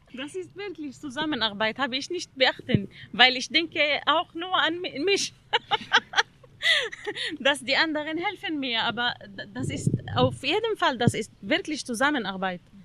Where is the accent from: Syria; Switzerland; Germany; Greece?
Syria; German is a second language; moved away as an adult; in Syrien, in meinem Heimatland